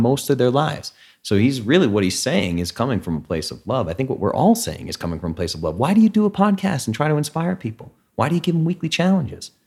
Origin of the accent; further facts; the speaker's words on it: New England, United States; moved away; Dad and I grew up in New England